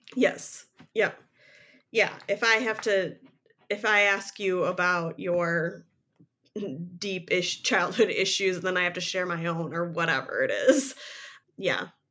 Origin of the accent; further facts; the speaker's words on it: Midwest, United States; I'm a Midwesterner